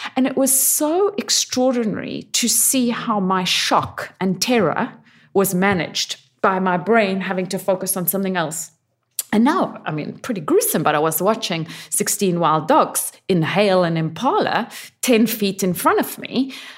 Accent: Zimbabwe; moved away; also born or lived in New York / South Africa; My home country, Zimbabwe

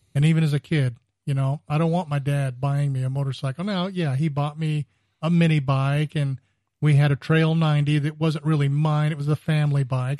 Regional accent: California, United States; moved away; I grew up in California

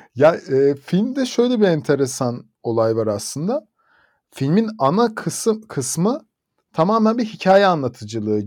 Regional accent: Bursa, Turkey; bir Bursalı olarak

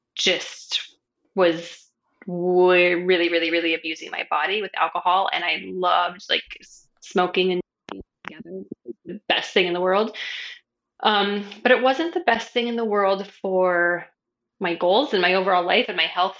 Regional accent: New Mexico, United States; also born or lived in San Francisco Bay Area, California / Arizona; now in Hawaii, United States; I grew up in New Mexico

